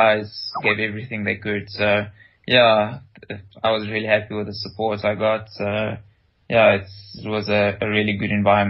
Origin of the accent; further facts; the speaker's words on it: Rustenburg, North West, South Africa; moved away as an adult; also born or lived in Potchefstroom; now in Europe; I grew up in Rustenburg.